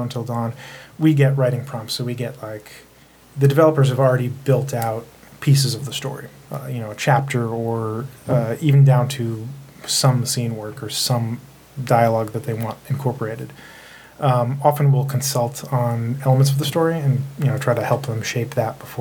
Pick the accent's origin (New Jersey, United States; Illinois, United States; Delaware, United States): Delaware, United States; moved away as an adult; also born or lived in New York City; a friend of mine, Ty West, who I grew up with in Delaware